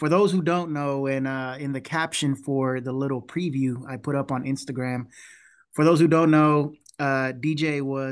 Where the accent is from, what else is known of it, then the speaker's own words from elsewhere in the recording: Houston, Texas, United States; we're from Houston